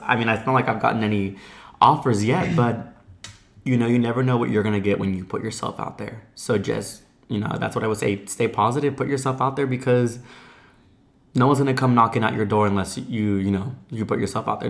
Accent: United States; Hey, I'm a Mexican-American. I moved from Orlando, Florida.

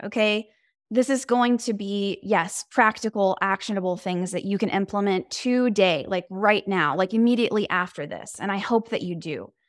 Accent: Houston, Texas, United States; now in Los Angeles, United States; I am from Houston, Texas

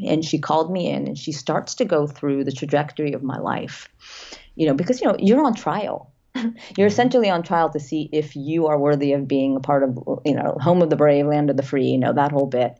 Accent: London, United Kingdom; now in Los Angeles, United States; I was born in London, moved here

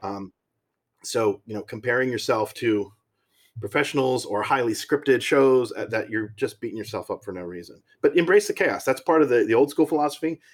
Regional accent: Maryland, United States; moved away as an adult; now in Pennsylvania, United States; I grew up in Maryland

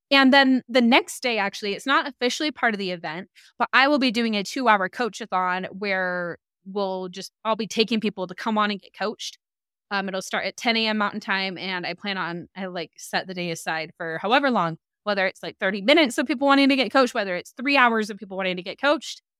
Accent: Salt Lake City, Utah, United States; I'm from Salt Lake

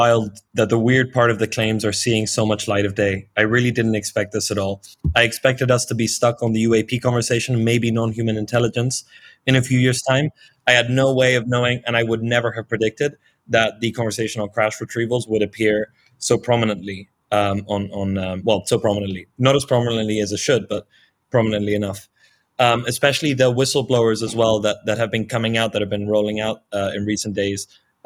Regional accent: Marbella, Andalusia, Spain; It's a very little known research project that allegedly occurred in Marbella, which is my hometown, which is where I am currently in, with very promising leads.

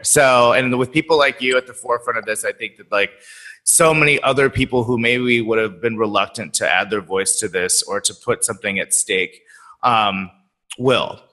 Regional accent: Sacramento, California, United States; I'm from Sacramento. My mother was the first black curator of the, or not curator, docent of the museum

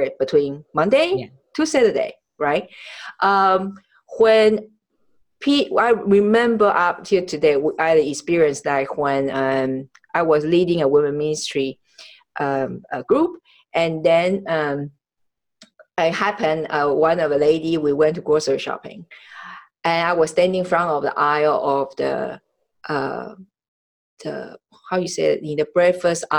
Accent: Taiwan; now in United States; I was born in Taiwan

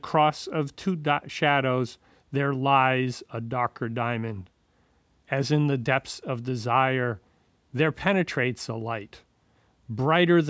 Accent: Pawtucket, Rhode Island, United States; also born or lived in Providence, Rhode Island; I grew up in Pawtucket.

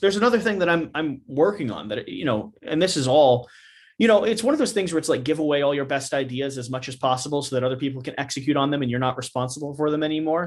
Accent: Kentucky, United States; I, I grew up, you know, in Kentucky. I grew up in the South

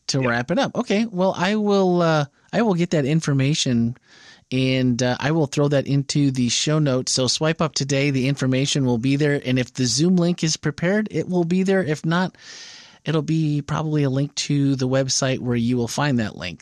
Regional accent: Wisconsin, United States; now in Florida, United States; Growing up in Wisconsin

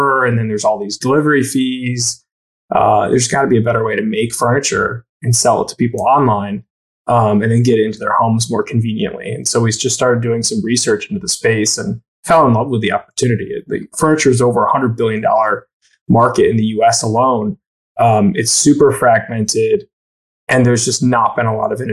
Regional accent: Syracuse, New York, United States; also born or lived in Raleigh, North Carolina / Ithaca, New York; I grew up in Syracuse, New York

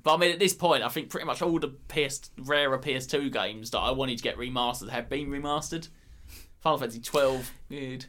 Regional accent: Essex, East of England, United Kingdom; we're from Greater London, but we're actually from Essex.

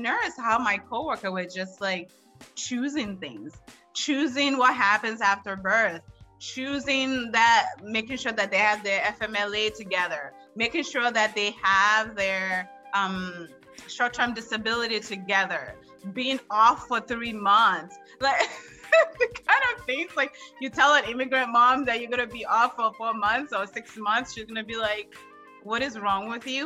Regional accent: Washington, District of Columbia, United States; I grew up in the District of Columbia

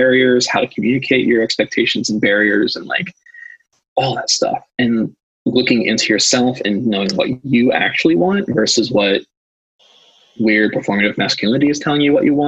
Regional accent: Philadelphia, Pennsylvania, United States; I'm from Philadelphia

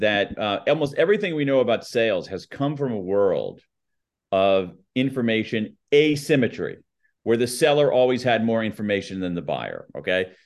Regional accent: United States; accent: American newscaster flat accent; my American accent. My, my, my, my, my American newscaster flat accent

